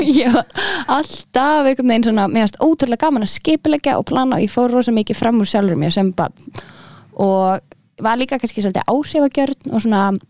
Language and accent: Icelandic; Reykjavík, Capital Region, Iceland; also born or lived in Aarhus, Denmark; Ég er úr Reykjavík